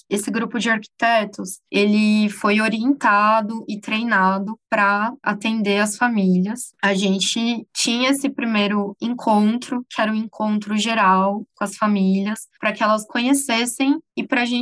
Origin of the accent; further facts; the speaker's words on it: São Bernardo do Campo, São Paulo, Brazil; Eu vim de São Paulo, de São Bernardo do Campo especificamente, e eu vim para projetar casas de famílias mineiras